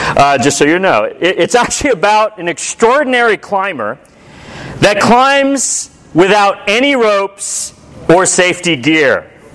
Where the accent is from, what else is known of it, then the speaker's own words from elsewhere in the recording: United States; I'm a disciple who's American.